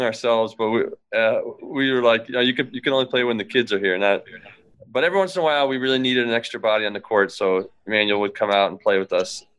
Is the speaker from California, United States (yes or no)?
no; Ann Arbor, Michigan, United States; moved away as an adult; now in Washington, D.C., United States; I'm from Ann Arbor, born and raised